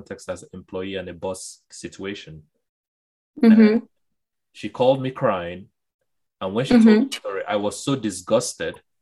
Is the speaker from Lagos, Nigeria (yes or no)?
yes; Lagos, Nigeria; when I was growing up in Surulere